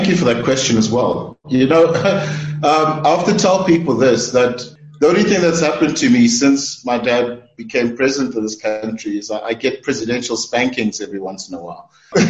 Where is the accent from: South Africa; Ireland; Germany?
South Africa; as a South African, as a citizen